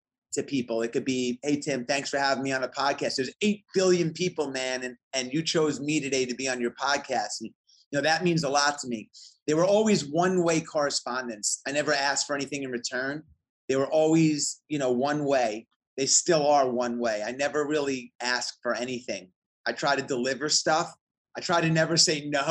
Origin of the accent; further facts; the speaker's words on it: New York and Long Island, United States; moved away as an adult; now in Atlanta, United States; I grew up in New York and Long Island in the 80s